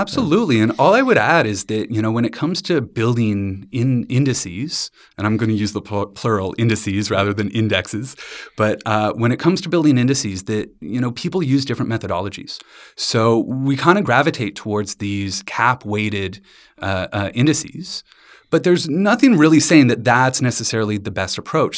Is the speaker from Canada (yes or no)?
yes; London, Ontario, Canada; I grew up in London, Ontario, with my dad in the financial industry